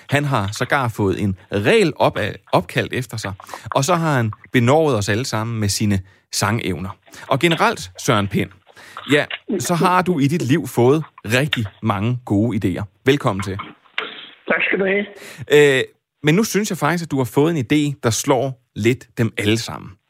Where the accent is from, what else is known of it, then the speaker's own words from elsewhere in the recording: Copenhagen, Capital Region of Denmark, Denmark; Jeg bor selv i Vestjylland, men jeg voksede op i København, og så jeg arbejdet på Fyn.